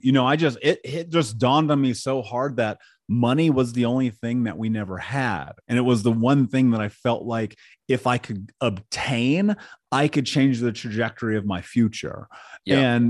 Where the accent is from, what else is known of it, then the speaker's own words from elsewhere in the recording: Indianapolis, Indiana, United States; I grew up in Indianapolis.